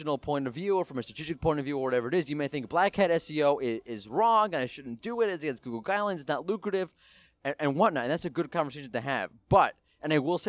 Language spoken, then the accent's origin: English; United States; I'm an American